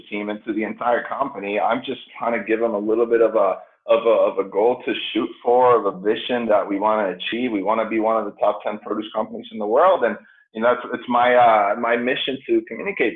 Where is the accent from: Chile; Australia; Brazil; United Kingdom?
Chile; moved away as an adult; now in United States; I grew up in Chile. So came over here when I was 18, 19 years old